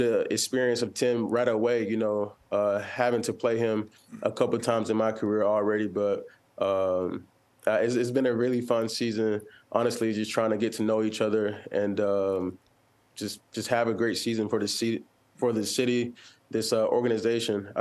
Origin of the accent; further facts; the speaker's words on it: Georgia, United States; moved away; I'm from Georgia